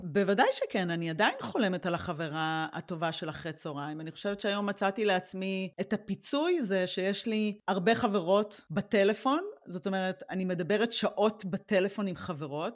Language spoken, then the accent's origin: Hebrew; Israel; now in Germany